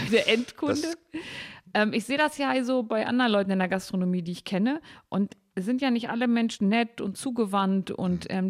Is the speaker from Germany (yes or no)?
yes; Harz, Germany; Hallo, ich komme aus dem Harz.